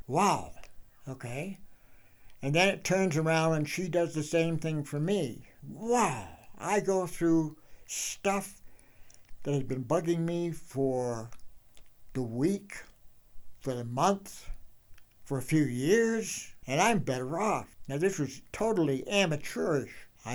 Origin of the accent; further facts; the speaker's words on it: Maine, United States; moved away as an adult; now in Jackson, United States; my home state in Maine